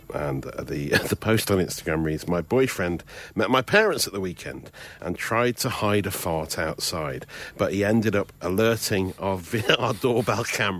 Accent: Redditch, West Midlands, United Kingdom; Listen, look, I'm from Redditch in Worcestershire, but I don't sound like it.

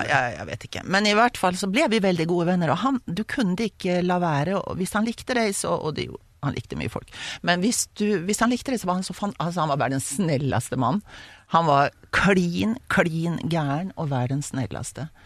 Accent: Sweden; hjemme i Sverige

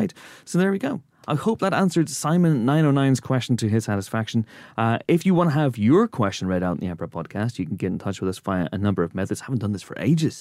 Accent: Northern Ireland, United Kingdom; moved away; Growing up in Northern Ireland

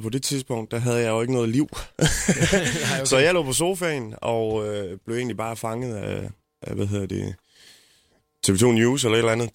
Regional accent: Jutland, Denmark; jeg er måske også jyde

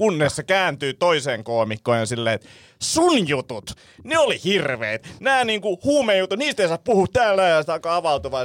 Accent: Vantaa, Uusimaa, Finland; mä oon itse Martinlaaksosta kotosi

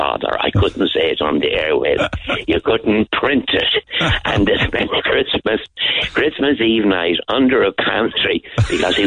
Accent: Ireland; my hometown called Ballyhadrane

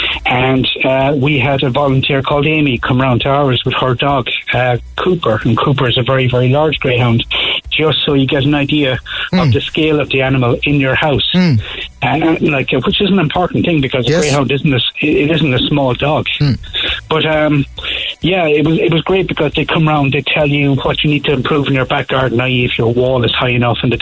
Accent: Kerry, Munster, Ireland; now in Crosshaven, Ireland; I'm from Kerry originally

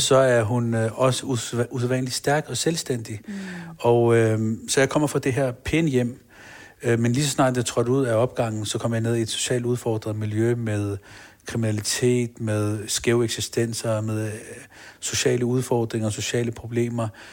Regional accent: Copenhagen, Capital Region of Denmark, Denmark; Jeg er født på Rigshospitalet. Jeg er opvokset på Blågårds Plads. Mm. Nørrebro

